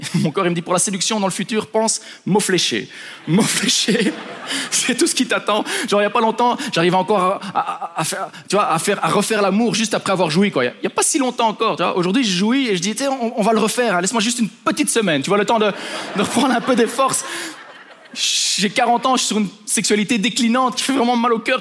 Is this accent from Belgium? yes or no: yes; Belgium; je suis juste un Belge hein, à Ibiza